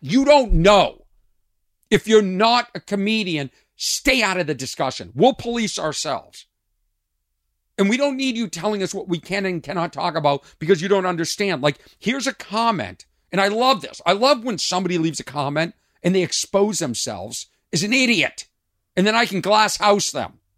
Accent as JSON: {"language": "English", "town": "Lexington", "region": "Massachusetts", "country": "United States", "tie": "born or raised there", "moved": "yes", "said": "I grew up in Lexington, Massachusetts, a town outside of Boston"}